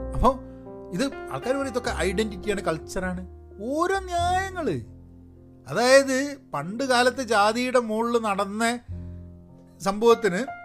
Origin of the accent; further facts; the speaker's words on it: Malayali, Kerala, India; moved away as an adult; now in United States; ഞാൻ മലയാളിയാണ്